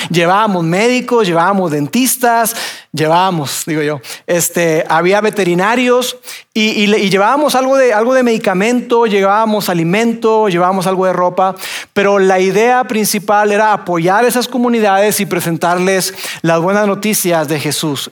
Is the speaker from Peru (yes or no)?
no; Mexico; nosotros somos mexicanos